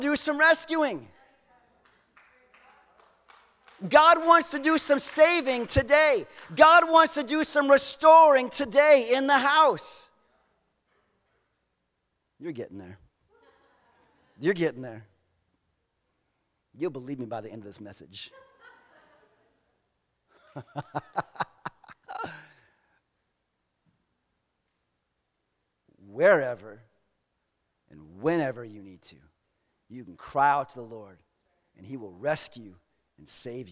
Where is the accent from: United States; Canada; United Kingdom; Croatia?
United States; Southern United States; we are from the Southern United States. We grew up differently